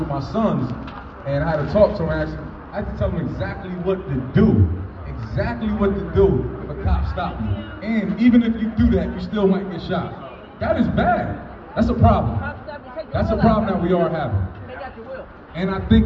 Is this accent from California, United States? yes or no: no; Trenton, New Jersey, United States; grew up in Trenton all my life.